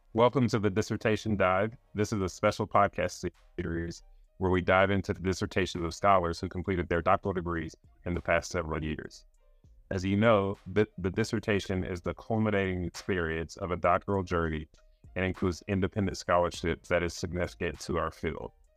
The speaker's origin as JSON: {"language": "English", "region": "North Carolina", "country": "United States", "said": "I'm from North Carolina"}